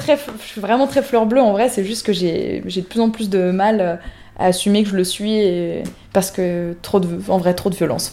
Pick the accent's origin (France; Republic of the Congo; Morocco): France; chez nous en France